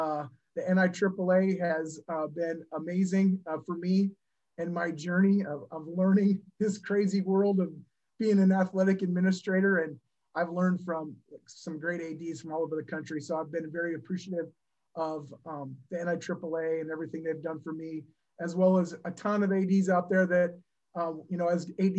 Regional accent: Worthington, Minnesota, United States; So I grew up in Worthington, Minnesota, which is down in the southwest corner, kind of by Sioux Falls, South Dakota.

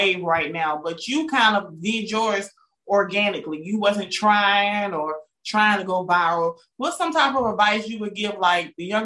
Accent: Georgia, United States; I'm from Georgia. I got an accent too

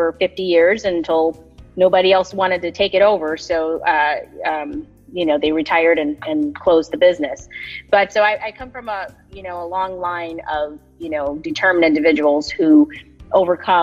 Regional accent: Wisconsin, United States; now in California, United States; I grew up in Wisconsin, in a small town just north of Milwaukee. It's about 2,300 people, so I'm a small town Wisconsin girl

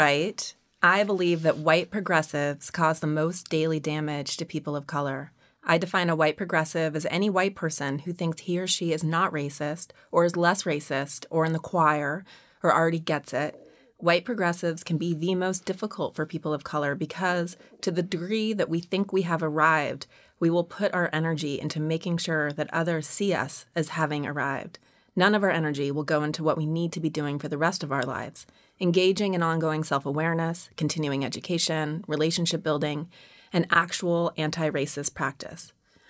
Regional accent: Montana, United States; Unfortunately, he's from Montana, which is my home state.

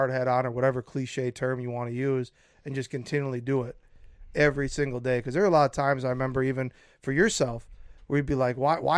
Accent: Minnesota, United States; born or raised there

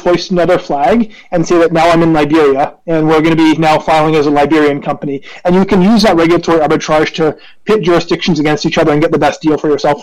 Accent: Canada; I am Canadian

